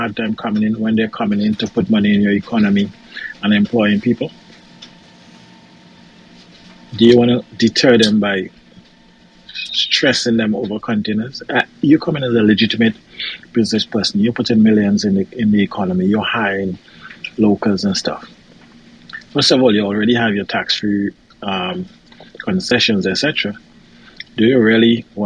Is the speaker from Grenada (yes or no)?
yes; Grenada; I'm from Grenada.